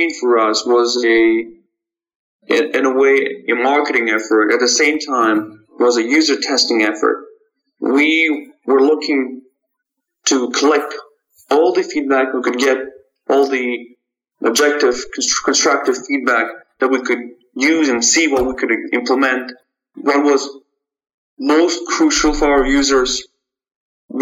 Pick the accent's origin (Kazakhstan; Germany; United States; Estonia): Kazakhstan; Almaty; moved away; my original hometown in Almaty, Kazakhstan, where I was born and raised.